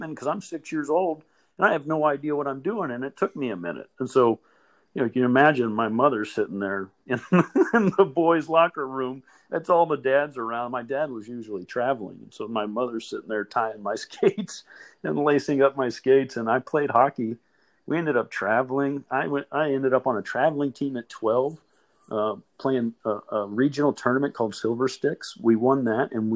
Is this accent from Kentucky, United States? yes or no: yes; Louisville, Kentucky, United States; I grew up in a suburb of Louisville, Kentucky